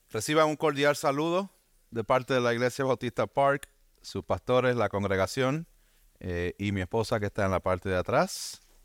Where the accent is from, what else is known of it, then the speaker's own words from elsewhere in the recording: Bayamón, Puerto Rico; Vivía aquí en Bayamón, me crié en Bayamón